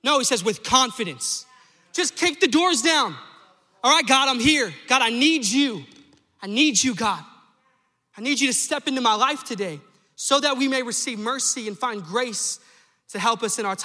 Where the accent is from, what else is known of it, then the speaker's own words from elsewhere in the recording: New Mexico, United States; I'm from New Mexico